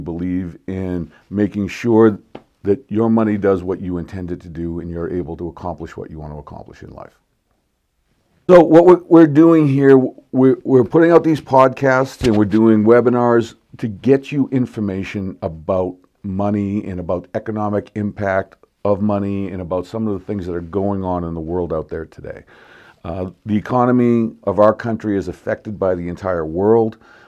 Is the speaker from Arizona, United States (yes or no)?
no; Boston, Massachusetts, United States; now in Palmdale, United States; On a personal note, I live here in Palmdale. I absolutely love it here. I grew up in Boston.